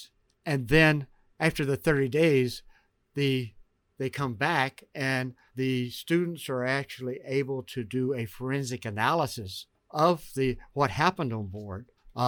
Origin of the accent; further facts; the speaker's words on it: Georgia, United States; moved away as an adult; Actually, I grew up in Georgia.